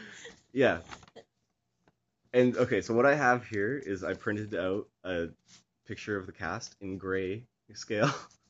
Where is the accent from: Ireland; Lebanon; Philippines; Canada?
Canada; We're Canadian